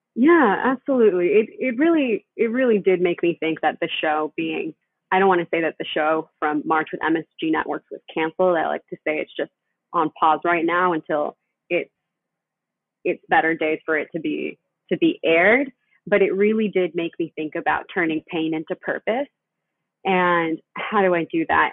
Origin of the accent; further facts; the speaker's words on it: Panama City, Panama; now in United States; I'm originally from Panama City, Panama. I'm an immigrant.